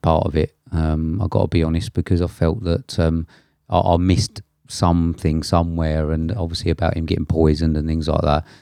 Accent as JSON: {"language": "English", "region": "England", "country": "United Kingdom", "said": "being English"}